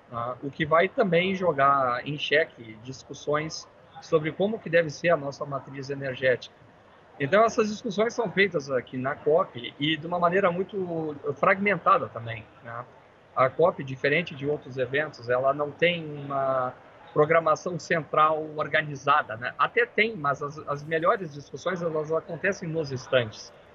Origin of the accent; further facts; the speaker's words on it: Brazil; sendo brasileiros